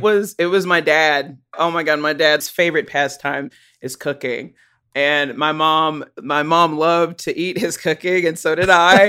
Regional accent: Chattanooga, Tennessee, United States; now in Johnson City, United States; I grew up in Chattanooga. I lived there the first nineteen or twenty years of my life

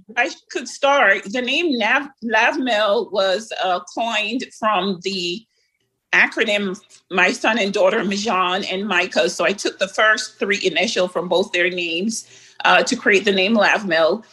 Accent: Jamaica; being a Jamaican as well

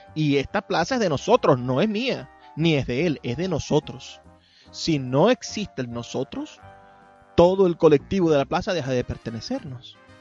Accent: Maracaibo, Zulia, Venezuela

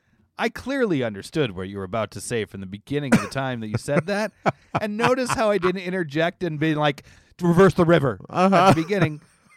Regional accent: Ann Arbor, Michigan, United States; born there; I was born in Ann Arbor.

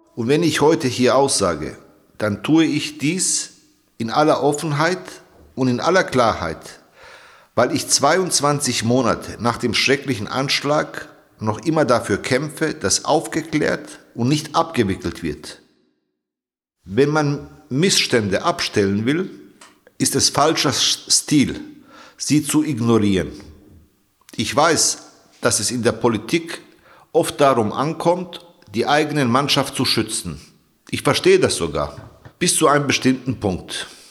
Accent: Bavaria, Germany; now in Hesse, Germany; Als jemand, der im Freistaat Bayern geboren und groß geworden ist

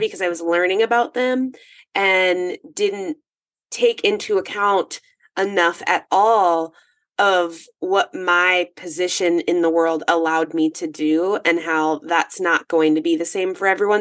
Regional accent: northern Minnesota, United States; I'm in northern Minnesota, 45 minutes from Canada. I am in the woods.

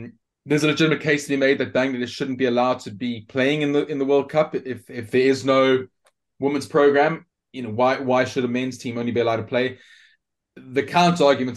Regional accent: South Africa; as a South African

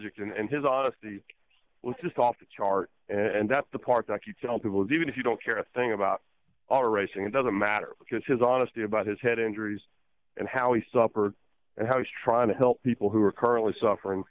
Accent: Rockingham, North Carolina, United States; moved away; I'm from Rockingham. I was born there.

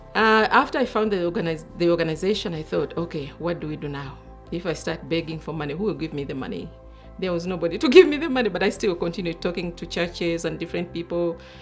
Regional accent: Uganda; moved away as an adult; also born or lived in Kenya / Pittsburgh, United States / Washington, D.C., United States; now in Indianapolis, United States; I was born and raised in Uganda, grew up in Kenya and Uganda. I've been living in Indianapolis for 18 years.

